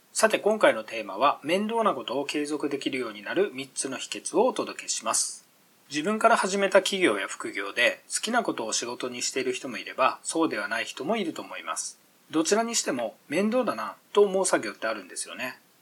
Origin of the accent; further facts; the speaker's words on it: Miyazaki, Japan; 以前僕は6年ほど地元宮崎の河川敷ランニングを毎日続けてました